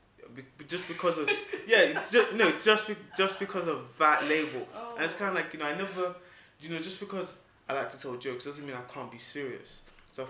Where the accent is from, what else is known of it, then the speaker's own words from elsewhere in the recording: Nigeria; I'm Nigerian